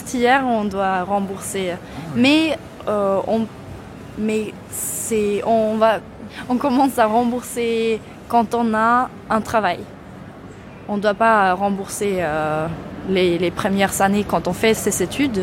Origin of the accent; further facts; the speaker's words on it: near Gothenburg, Västra Götaland, Sweden; French is a second language; moved away as an adult; now in Malmö, Sweden; je viens de près de Göteborg, mais, euh, dans, euh, dans la campagne